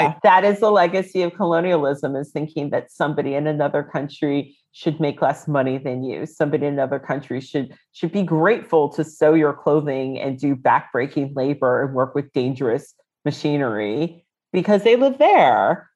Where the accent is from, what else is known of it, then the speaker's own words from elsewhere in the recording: United States; moved away as an adult; now in London, United Kingdom; I lived in the DC area